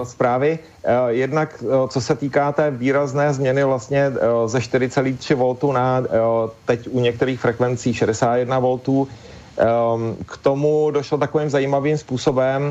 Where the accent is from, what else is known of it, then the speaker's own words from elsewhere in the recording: Czechia; u nás v Čechách